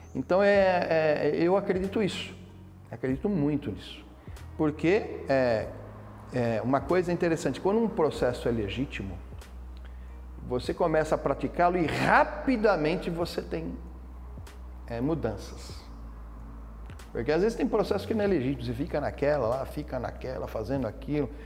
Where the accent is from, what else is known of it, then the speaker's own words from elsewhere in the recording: Brazil; nós somos brasileiros